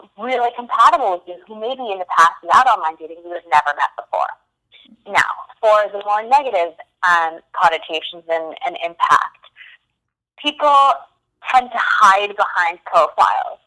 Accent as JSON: {"language": "English", "region": "New York", "country": "United States", "tie": "born or raised there", "also_born_or_lived": "London", "moved": "as an adult", "said": "I'm originally from New York. Born and raised"}